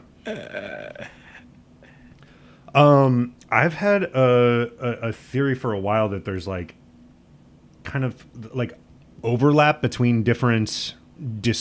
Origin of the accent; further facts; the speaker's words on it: Midwest, United States; I'm from the Midwest